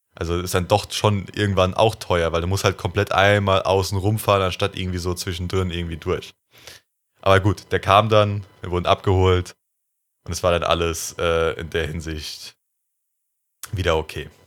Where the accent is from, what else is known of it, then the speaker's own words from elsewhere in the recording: Germany; als Deutscher